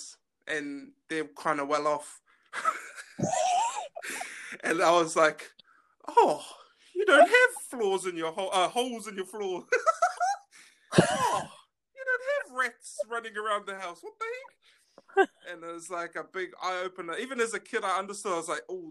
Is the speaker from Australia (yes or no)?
no; New Zealand; I grew up in Greyland.